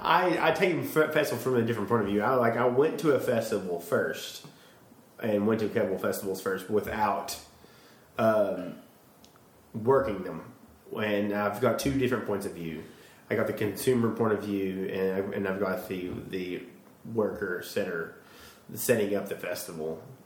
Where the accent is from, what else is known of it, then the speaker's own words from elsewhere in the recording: East Tennessee, United States; accent: Southern; I'm from East Tennessee.